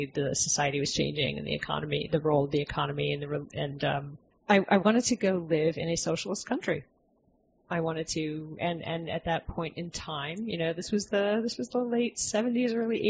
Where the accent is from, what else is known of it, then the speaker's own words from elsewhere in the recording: Philadelphia, Pennsylvania, United States; moved away as an adult; also born or lived in Hong Kong / Shanghai / Washington, D.C.; now in Albany, United States; I'm not from here. I grew up in Philadelphia. I lived many places, mostly very, very large cities.